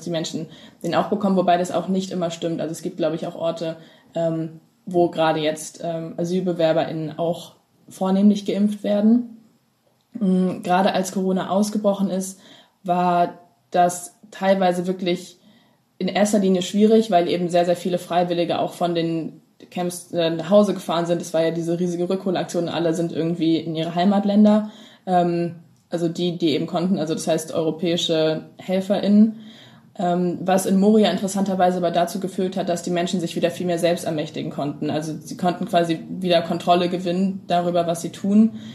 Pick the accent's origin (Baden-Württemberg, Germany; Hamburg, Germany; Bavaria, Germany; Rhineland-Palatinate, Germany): Hamburg, Germany; ich komme aus Hamburg